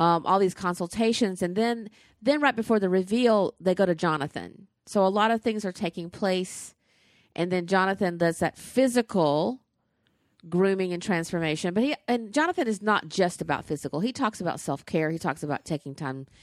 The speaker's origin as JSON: {"language": "English", "region": "the South", "country": "United States", "tie": "born or raised there", "said": "Tate's Barbecue was in my hometown"}